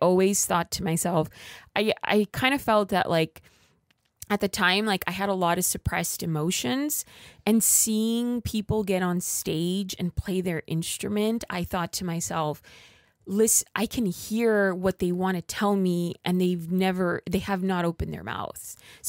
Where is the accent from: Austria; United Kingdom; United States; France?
United States; Los Angeles, California; I grew up in East Los Angeles in what is a low income community.